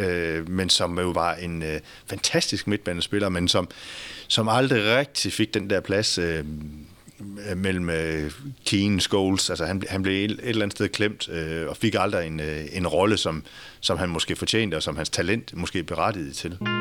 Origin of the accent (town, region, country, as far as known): Denmark